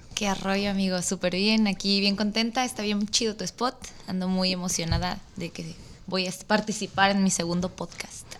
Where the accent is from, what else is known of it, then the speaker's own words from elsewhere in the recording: Mexico City, Mexico; moved away as an adult; now in Baja California, Mexico; soy de la Ciudad de México pero ya llevo un ratito para acá, para la Baja Norte